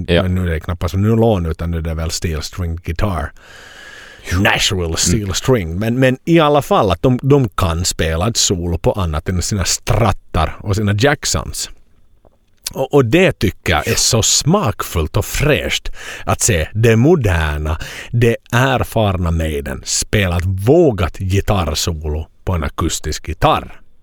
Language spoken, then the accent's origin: Swedish; Finland; hemma i Finland